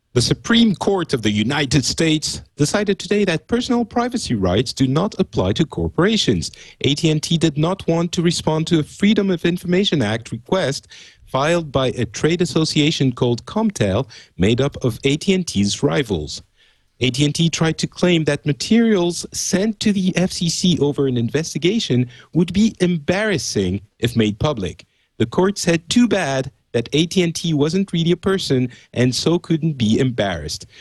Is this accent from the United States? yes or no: no; France; I'm French